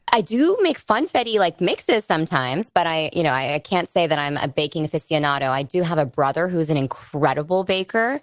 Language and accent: English; Bay Area, California, United States; I grew up in the Bay Area.